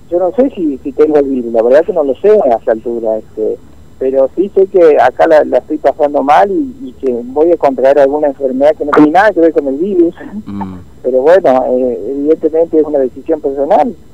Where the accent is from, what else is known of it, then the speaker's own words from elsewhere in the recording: Unquillo, Córdoba, Argentina; Yo vengo de Unquillo, Córdoba